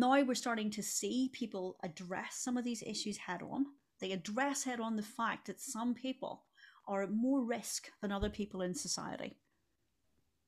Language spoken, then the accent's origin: English; Belfast, Northern Ireland, United Kingdom; moved away; Belfast, where I'm from